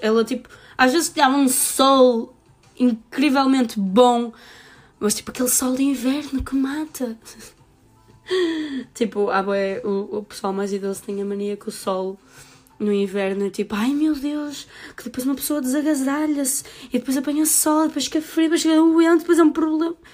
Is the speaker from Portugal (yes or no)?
yes; the North, Norte, Portugal; eu sou mesmo do Norte